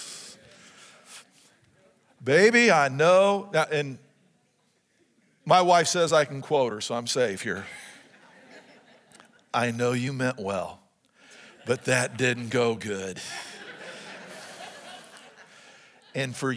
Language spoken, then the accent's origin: English; United States; even as Americans